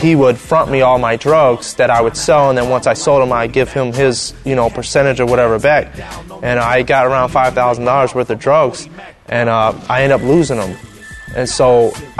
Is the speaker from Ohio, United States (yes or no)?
yes; Cleveland, Ohio, United States; I'm from Cleveland, Ohio, and I do music